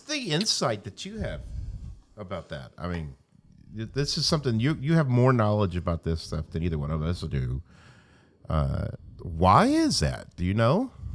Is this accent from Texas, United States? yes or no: no; Stuttgart, Arkansas, United States; I'm from Arkansas